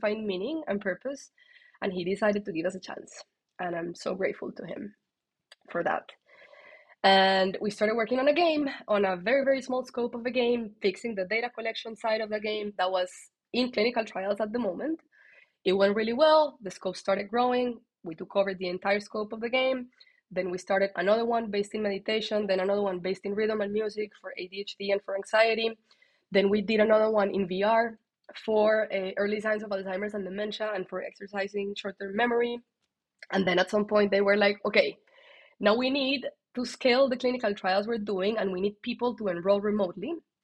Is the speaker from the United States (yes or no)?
no; Colombia; that's my Colombian side